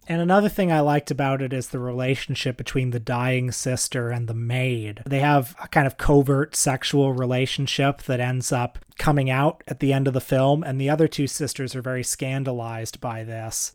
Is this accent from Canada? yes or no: yes; Canada; we're Canadian